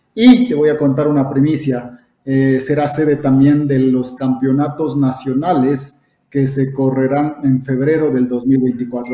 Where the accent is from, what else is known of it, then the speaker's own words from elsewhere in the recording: Ecuador; nosotros aquí a nivel de Ecuador, como ecuatorianos